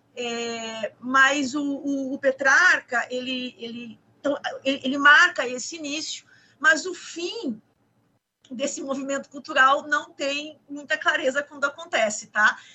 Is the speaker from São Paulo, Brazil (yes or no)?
no; Gaúcha, Rio Grande do Sul, Brazil; moved away as an adult; also born or lived in Rio de Janeiro; now in Pernambuco, Brazil; Eu moro em Pernambuco. Eu sou gaúcha, eu sou carioca